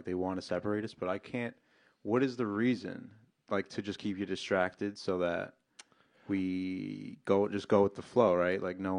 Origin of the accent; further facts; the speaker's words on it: New York City, New York, United States; moved away; also born or lived in Massapequa, New York; I grew up in Queens, but I moved out to all Whitesville, Massapequa.